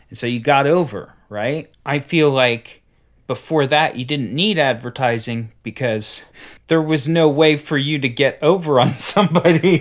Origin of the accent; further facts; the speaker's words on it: Cincinnati, Ohio, United States; where I grew up in Cincinnati